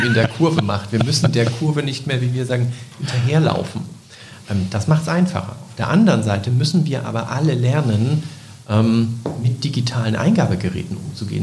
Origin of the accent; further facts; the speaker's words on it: Leipzig, Saxony, Germany; moved away as an adult; now in Bremerhaven, Germany; ich komme aus Leipzig, bin also zugezogen 2016